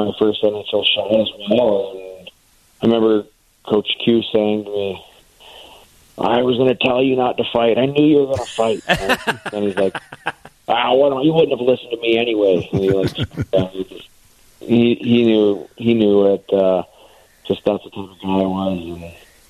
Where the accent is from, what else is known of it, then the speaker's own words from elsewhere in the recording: Canada; being a Canadian kid, I watched a lot of hockey growing up